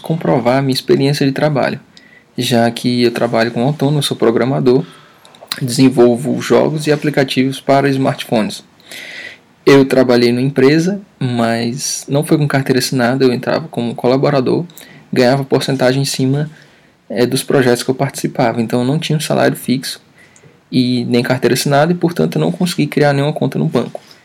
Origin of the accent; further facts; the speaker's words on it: Fortaleza, Ceará, Brazil; sou de Fortaleza